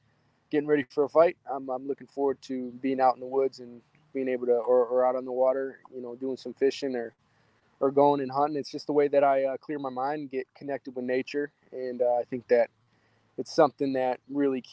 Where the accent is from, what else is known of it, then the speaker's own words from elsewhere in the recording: Michigan, United States; my hometown here in Michigan